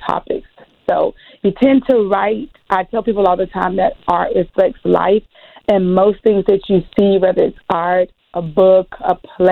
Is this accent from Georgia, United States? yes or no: yes; Georgia, United States; I am a Georgia peach